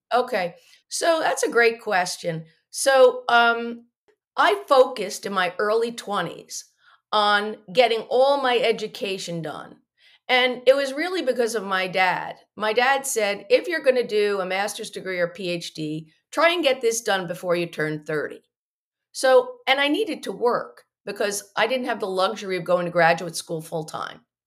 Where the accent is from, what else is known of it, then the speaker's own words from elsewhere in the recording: Morristown, New Jersey, United States; I grew up in Morristown, New Jersey